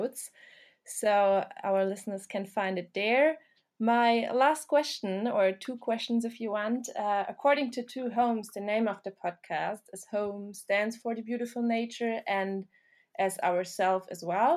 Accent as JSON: {"language": "English", "country": "Germany", "moved": "yes", "lives_now": "New Zealand", "said": "I am from Germany"}